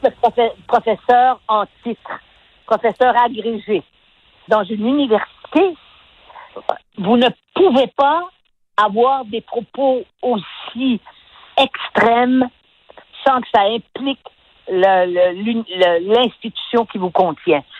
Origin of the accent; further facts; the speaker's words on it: Quebec, Canada; nous, du Québec